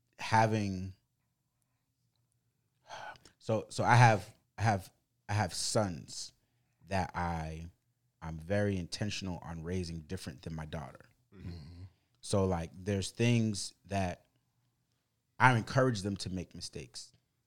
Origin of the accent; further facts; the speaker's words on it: Boston, Massachusetts, United States; English is a second language; Growing up in Boston.